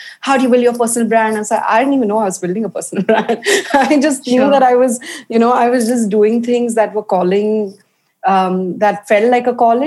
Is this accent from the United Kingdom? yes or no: no; India; also born or lived in Paris; I grew up baking, and I grew up baking in India